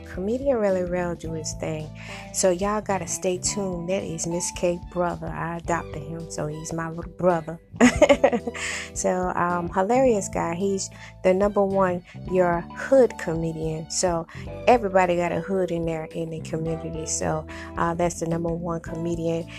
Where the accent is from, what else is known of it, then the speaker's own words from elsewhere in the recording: South Carolina, United States; now in Memphis, United States; I'm straight from South Carolina